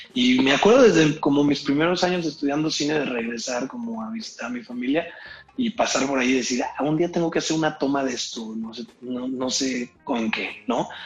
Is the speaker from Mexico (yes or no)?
yes; Irapuato, Guanajuato, Mexico; accent: Irapuato; moved away; yo crecí en Irapuato